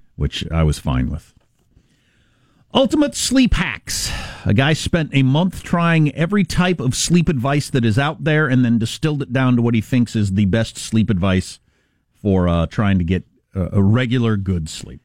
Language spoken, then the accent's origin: English; Kansas, United States; That's my home state.